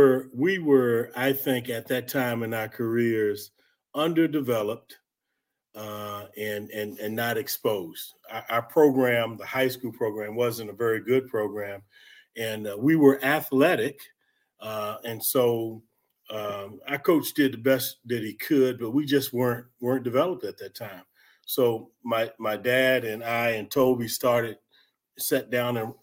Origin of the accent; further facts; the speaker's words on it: Washington, District of Columbia, United States; moved away; also born or lived in Maryland / Virginia / Nebraska; I grew up in the Washington, D.C. area